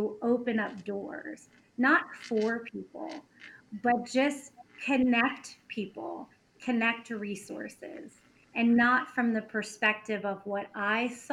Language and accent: English; Baltimore, Maryland, United States; I grew up in Baltimore City. I went to Baltimore City public schools